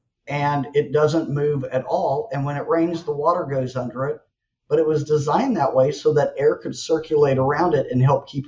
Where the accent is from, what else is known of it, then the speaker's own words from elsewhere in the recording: Houston, Texas, United States; for me growing up in Houston